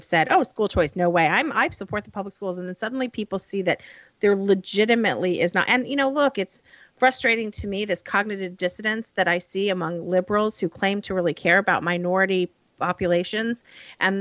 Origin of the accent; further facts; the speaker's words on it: Illinois, United States; moved away; I grew up in Illinois